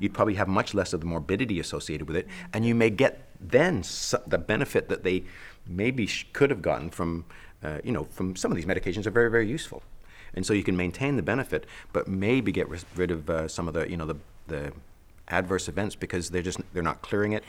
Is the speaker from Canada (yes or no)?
yes; Canada; I'm a Canadian